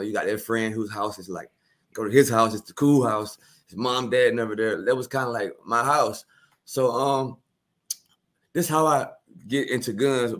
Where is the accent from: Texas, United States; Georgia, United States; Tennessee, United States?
Georgia, United States; Milledgeville; also born or lived in Augusta, Georgia; I was born in Augusta, Georgia, 1983. My mom and dad moved to Milledgeville